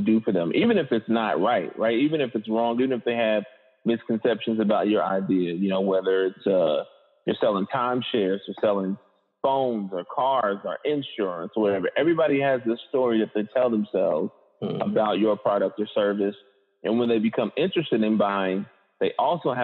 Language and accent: English; Indianapolis, Indiana, United States; born and raised in Indianapolis, Indiana